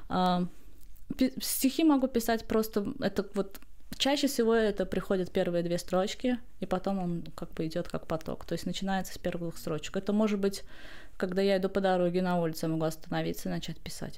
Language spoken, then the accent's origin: Russian; Baku, Azerbaijan; я поэт из Баку, Азербайджана